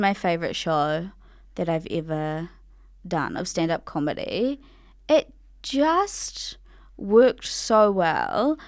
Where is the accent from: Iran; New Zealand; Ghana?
New Zealand; Ngāti Kahu ki Whangaroa, Northland; I'm from Ngāti Kahu Ki Whangaroa